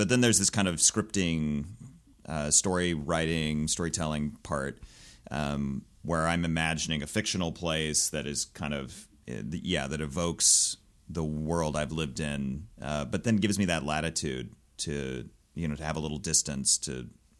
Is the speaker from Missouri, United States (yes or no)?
yes; Gladstone, Missouri, United States; But yeah, I grew up in and around Kansas City, mostly in a suburb called Gladstone, which, yeah, it's a place in the world.